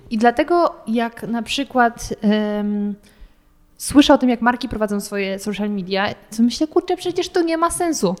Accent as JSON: {"language": "Polish", "area": "near Wrocław", "region": "Lower Silesian Voivodeship", "country": "Poland", "said": "pochodzę z okolic Wrocławia"}